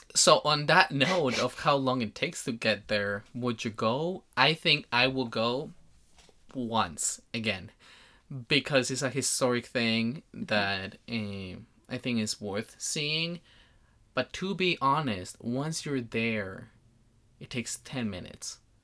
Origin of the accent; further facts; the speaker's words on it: Colombia; moved away; I come from Colombia